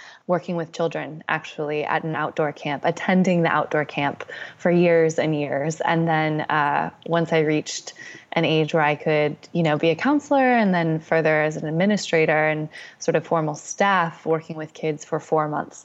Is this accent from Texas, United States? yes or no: no; Bay Area, Northern California, United States; I grew up in Northern California. I grew up in the Bay Area